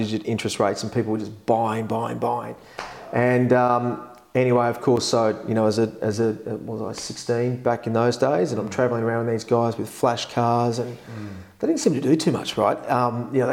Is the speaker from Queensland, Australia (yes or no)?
no; Epping, New South Wales, Australia; I grew up in Epping